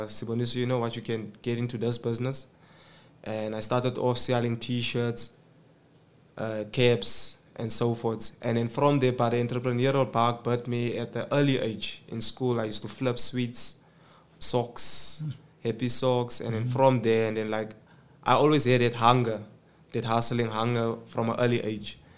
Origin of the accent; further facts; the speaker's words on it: Johannesburg, Gauteng, South Africa; also born or lived in Queenstown, Eastern Cape / Slovo Park; I am a 24-year-old male from Eldorado Park, originally from Queenstown, Eastern Cape. Moved to Johannesburg when I was two, from the age of two, growing up in Slovo Park, and then moved to a colored community called Eldos